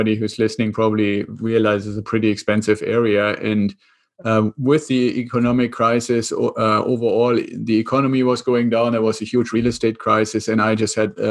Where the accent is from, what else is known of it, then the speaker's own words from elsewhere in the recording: Germany; accent: German; English is a second language; moved away as an adult; now in United States; I'm originally from Germany, which is where the accent comes from. And I came over to the US about 25 years ago with the Air Force.